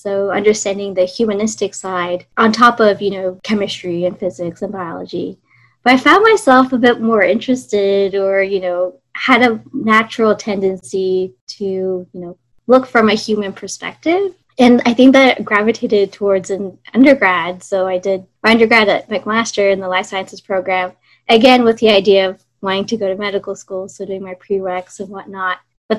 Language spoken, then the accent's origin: English; Singapore; born there; also born or lived in Australia / Canada / United States; I was born in Singapore, lived in Australia, lived in Canada and the States.